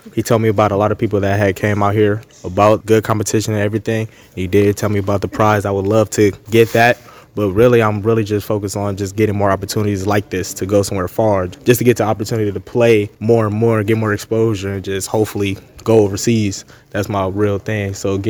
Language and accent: English; Los Angeles, California, United States; I'm from Los Angeles, California. I came out here to get basically more experience just to be professional.